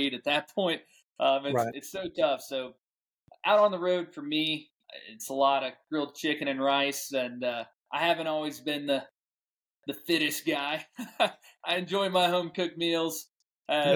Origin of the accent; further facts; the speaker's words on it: St. Louis, Missouri, United States; growing up in St. Louis, Missouri